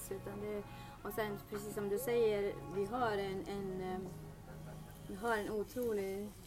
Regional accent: Dalarna County, Sweden; now in Gävle, Sweden; Jag är från Dalarna från eh, början men jag har bott i Gävle i många, månader.

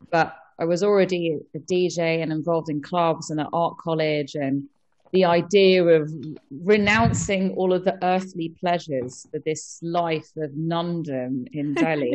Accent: London, United Kingdom; I grew up in London

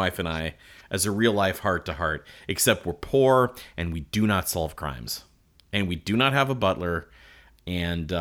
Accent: Midwest, United States; We grew up in the Midwest in the 1980s

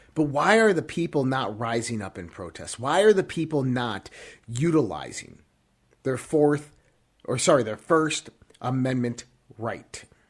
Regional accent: United States; we as an American people

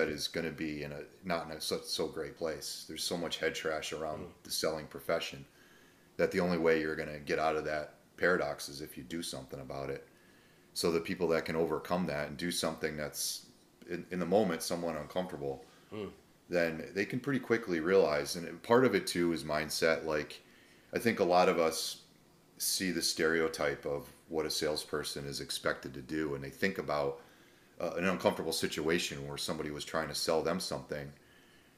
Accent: Cooperstown, New York, United States; moved away as an adult; also born or lived in Boston / Hawaii; now in Florida, United States; Grew up in upstate New York

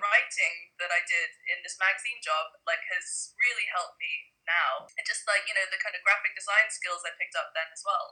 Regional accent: Hong Kong; moved away as an adult; now in London, United Kingdom; I grew up in Hong Kong

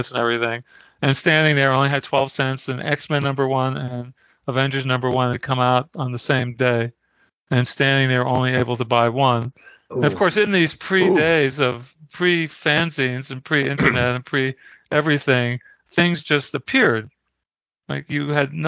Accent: New York City, New York, United States; I grew up in Brooklyn, New York.

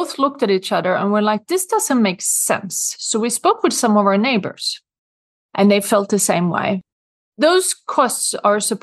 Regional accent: Sweden; accent: Swedish; English is a second language; moved away as an adult; now in New York City, United States; Growing up in Sweden, I have always been big on taking care of the environment. And when I moved to New York in 1994

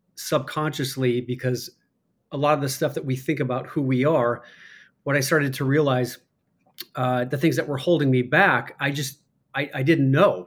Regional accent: Chicago, Illinois, United States; accent: Chicago; also born or lived in Michigan / Iowa; I was born in Michigan, moved to Chicago, grew up as you know, I was grew up in the the Catholic Church, went to Catholic grade school, grew up a Chicago Bears fan

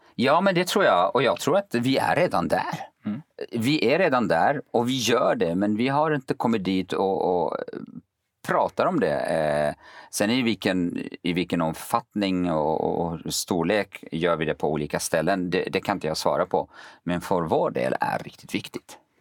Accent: Kurdistan Region, Iraq; now in Sweden; jag är kurd

